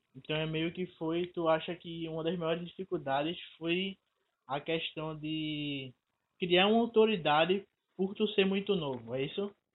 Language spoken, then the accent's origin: Portuguese; Recife, Pernambuco, Brazil; eu sou de Recife